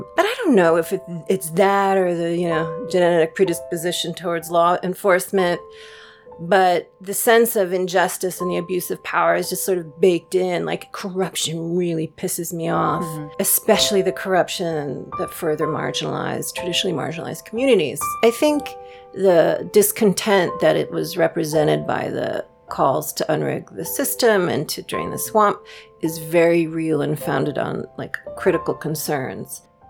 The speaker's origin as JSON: {"language": "English", "region": "New York", "country": "United States", "said": "I usually used to introduce myself as a New Yorker. Like, you know, if people ask me if I was American, I'd be like, I'm from New York."}